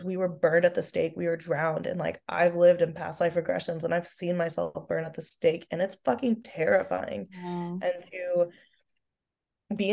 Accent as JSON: {"language": "English", "region": "Oklahoma", "country": "United States", "said": "I'm from the Bible Belt, whoop whoop, go Oklahoma. And so like I grew up in a Christian home"}